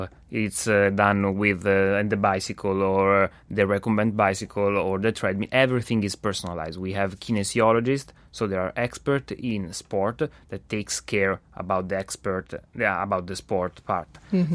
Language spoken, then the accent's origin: English; Italy; now in Montreal, Canada; I come all my way from Italy just here in Montreal, because it's a unique model.